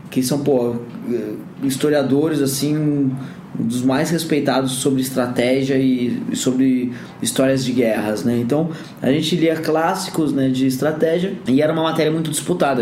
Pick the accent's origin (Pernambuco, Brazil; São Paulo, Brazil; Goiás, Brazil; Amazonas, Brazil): São Paulo, Brazil; Bragança Paulista; Eu tive uma bolsa de estudos numa escola particular lá em Bragança, né? Onde eu cresci